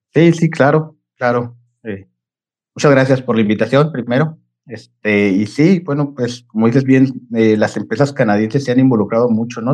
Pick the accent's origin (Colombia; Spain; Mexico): Mexico; Chihuahua; moved away; soy, soy originario de Chihuahua, eh, nacido ahí